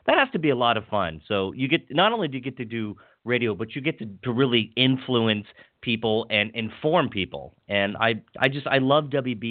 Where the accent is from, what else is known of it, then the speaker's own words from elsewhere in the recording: Hagerstown, Maryland, United States; where I grew up in Western Maryland in Hagerstown